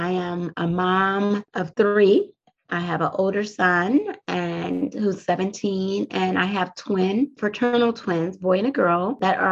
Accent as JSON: {"language": "English", "town": "Compton", "region": "California", "country": "United States", "tie": "born or raised there", "moved": "yes", "lives_now": "Washington DC metropolitan area, United States", "said": "I grew up on the West Coast in Southern California through a city called Compton, California"}